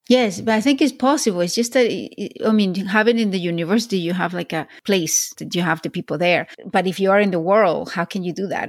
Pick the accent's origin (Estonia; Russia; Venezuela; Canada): Venezuela; moved away; also born or lived in Spain / Florida / Switzerland / London; I was born in Spain, grew up in Venezuela. I went to Florida, then I went to Switzerland and London and here